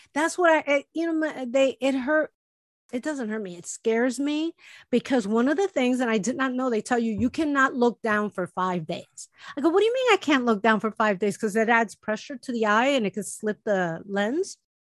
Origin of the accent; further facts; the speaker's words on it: Chicago, Illinois, United States; moved away; my friends that I grew up with in Chicago